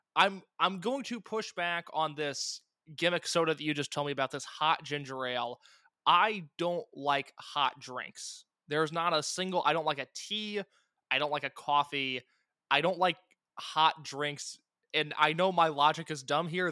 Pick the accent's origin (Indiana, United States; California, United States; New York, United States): Indiana, United States; I'm from Indiana